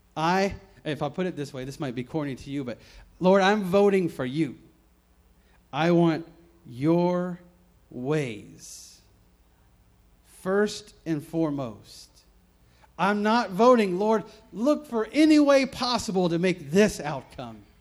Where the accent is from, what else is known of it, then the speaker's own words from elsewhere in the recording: the South, United States; moved away; I grew up in the South, many many states away from here